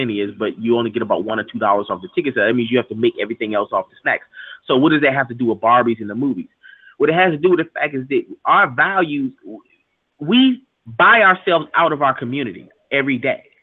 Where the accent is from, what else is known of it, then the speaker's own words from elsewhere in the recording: United States; born there; I was born here in America and we don't wear that.